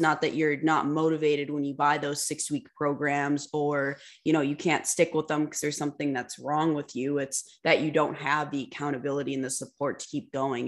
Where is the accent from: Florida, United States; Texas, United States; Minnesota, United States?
Minnesota, United States; moved away as an adult; also born or lived in Fargo; we're from Minnesota